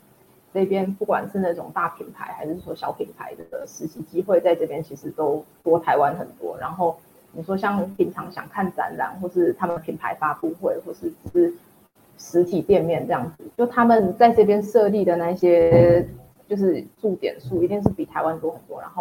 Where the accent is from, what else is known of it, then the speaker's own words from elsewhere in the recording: Tianjin, China; 因为我来自北方嘛，然后天津其实就很冷很干，然后和台湾原本那种潮湿然后很热的天气是真的差很多的。